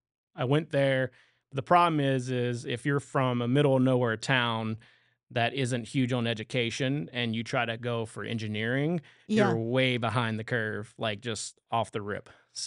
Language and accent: English; Louisiana, United States; You know, I always talk about Louisiana in the way of I love to visit Louisiana, and I'm proud of where I come from.